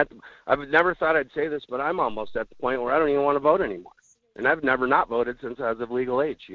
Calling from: Fairbanks, Alaska, United States; This is … from Fairbanks.

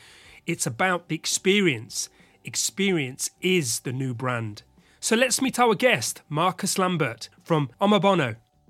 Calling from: London, United Kingdom; And I'm speaking from Little Britain, London.

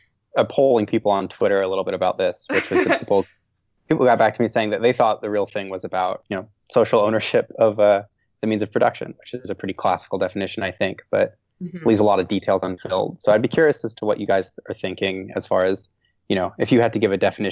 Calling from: Washington, District of Columbia, United States; I'm calling from DC.

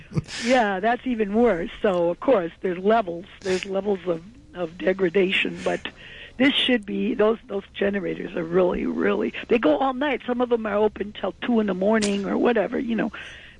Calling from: Manhattan, New York, United States

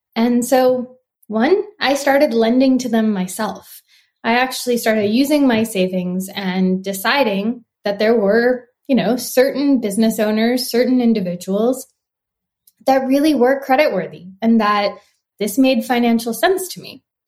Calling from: Santa Monica, California, United States; I'm calling in from Santa Monica, California

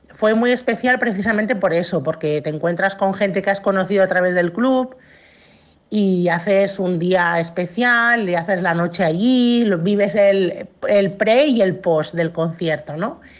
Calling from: Mataró, Catalonia, Spain; Hola familia … de Mataró.

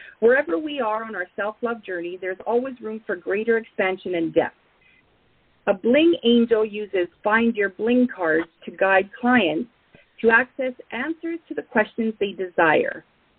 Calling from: Edmonton, Alberta, Canada; So today I'm calling in from Edmonton, and we are in minus 36.

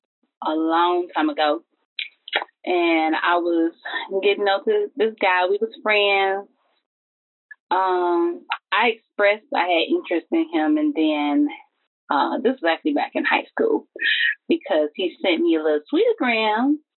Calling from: Southfield, Michigan, United States; I'm from Southfield, Michigan.

